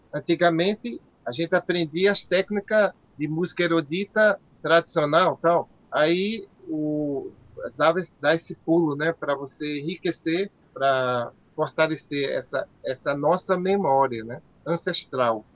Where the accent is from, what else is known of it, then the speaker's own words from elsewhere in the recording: Natal, Rio Grande do Norte, Brazil; eu nasci aqui em Santo Rei